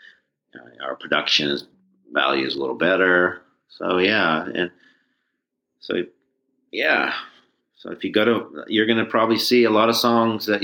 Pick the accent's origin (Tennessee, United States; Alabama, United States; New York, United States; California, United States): California, United States; Northern; growing up in Northern California